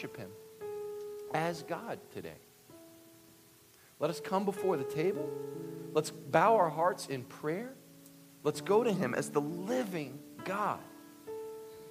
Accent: Kentucky, United States; I'm from Kentucky.

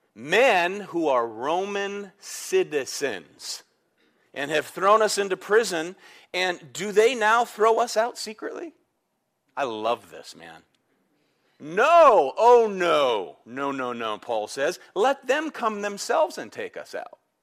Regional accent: United States; I'm proud I'm American

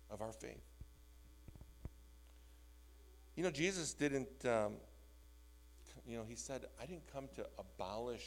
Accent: Skokie, Illinois, United States; I grew up in the North Shore in Skokie

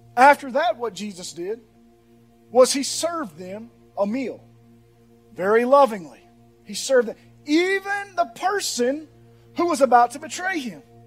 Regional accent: Pearl, United States; I'm from Pearl.

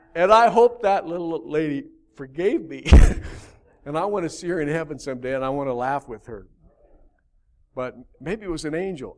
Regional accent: Albuquerque, New Mexico, United States; I grew up in Albuquerque in the valley.

